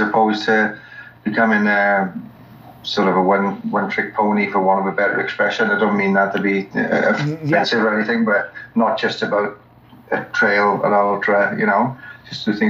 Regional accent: Wales, United Kingdom; moved away as an adult; also born or lived in Queensland, Australia; now in Australia; I come from Wales originally, came to Australia 17 years ago

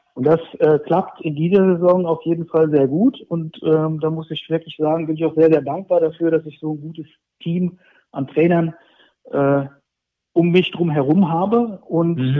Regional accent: near Fulda, Hesse, Germany; moved away as an adult; also born or lived in Saxony; now in Leipzig, Germany; Ich bin, ich bin gebürtiger Hesse. Ich bin in der Nähe von, ähm, von Fulda zur Welt gekommen und aufgewachsen, habe dort 30 Jahre gelebt.

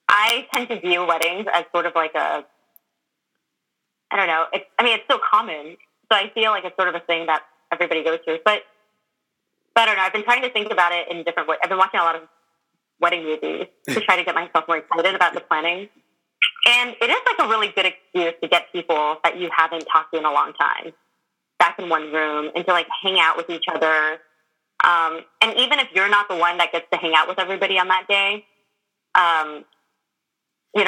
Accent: California, United States; growing up in California

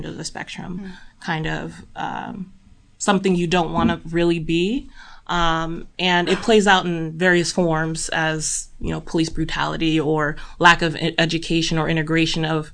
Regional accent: San Bernardino, California, United States; now in Monterey, United States; I am originally from Southern California, San Bernardino, close

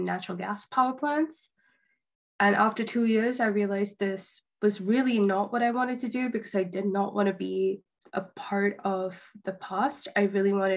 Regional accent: India; moved away; I grew up in India

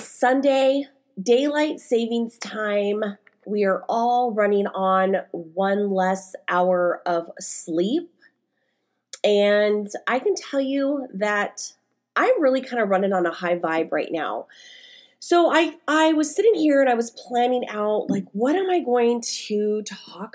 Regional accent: Stockton, California, United States; moved away as an adult; also born or lived in Bay Area, California; now in Oregon, United States; I was living in my hometown of Stockton, California

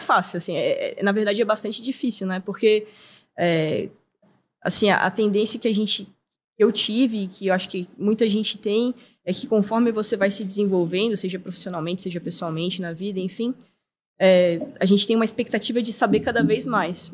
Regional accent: Florianópolis, Santa Catarina, Brazil; Eu sou manezinha nascida e criada

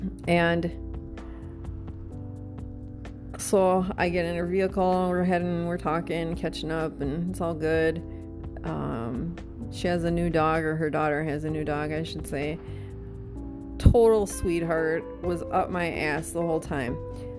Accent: Wisconsin, United States; now in Mesa, United States; to me, it's cold, but I came from Wisconsin, so I should be able to handle this, right?

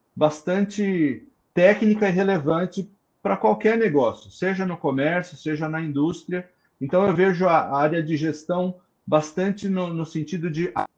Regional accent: ABC Paulista, São Paulo, Brazil; Sou do ABC Paulista

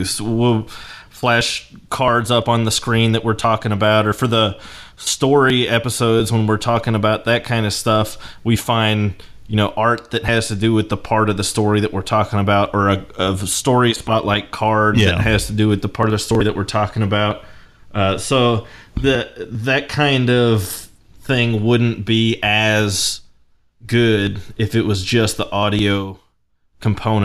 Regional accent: Lexington, Kentucky, United States; now in Louisville, United States; We both grew up in Lexington, and I live in Louisville now

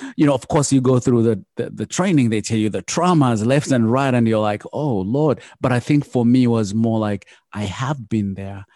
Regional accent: Uganda; now in United States; I come from Uganda and I grew up the poor of the poorest

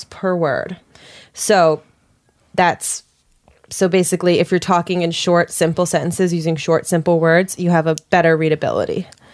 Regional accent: Pittsburgh, Pennsylvania, United States; my hometown of Pittsburgh, Pennsylvania

